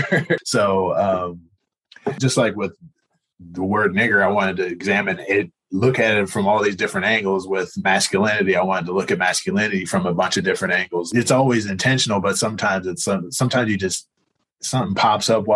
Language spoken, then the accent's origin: English; Northern Virginia, United States; also born or lived in north of Seattle, Washington; now in Portland, United States; I grew up in Virginia and Northern Virginia, right outside of DC.